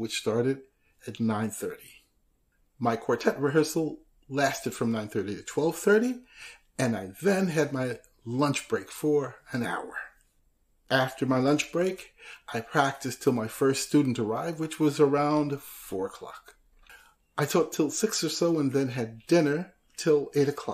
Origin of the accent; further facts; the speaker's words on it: Nashville, Tennessee, United States; Nashville, my hometown